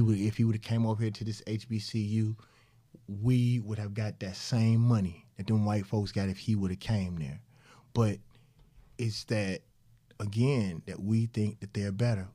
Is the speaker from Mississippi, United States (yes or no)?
yes; Mississippi, United States; also born or lived in Atlanta; I'm from Mississippi